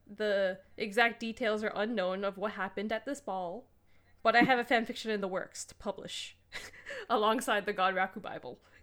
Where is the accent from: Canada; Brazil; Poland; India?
Canada; I'm a Canadian